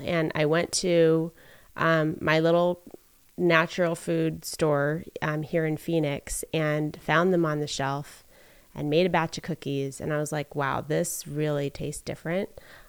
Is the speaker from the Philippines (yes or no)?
yes; Philippines; moved away as an adult; now in United States; So something that people find kind of interesting about me is that I grew up in the Philippines. I was born and raised there.